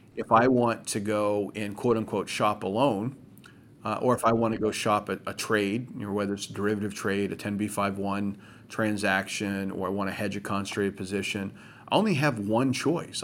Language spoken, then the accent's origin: English; Maine, United States; my home state of Maine